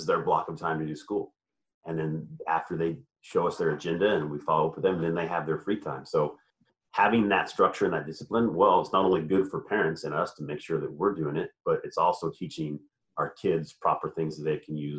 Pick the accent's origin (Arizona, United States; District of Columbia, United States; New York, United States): Arizona, United States; moved away; I'm originally from Arizona